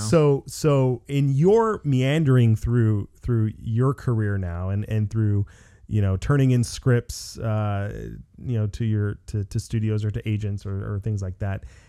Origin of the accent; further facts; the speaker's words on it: Los Angeles, California, United States; I live in Los Angeles. I'm from Los Angeles